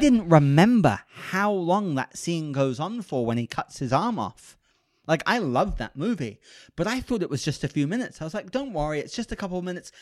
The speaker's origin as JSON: {"language": "English", "country": "United Kingdom", "moved": "yes", "said": "I'm British. So I say pause"}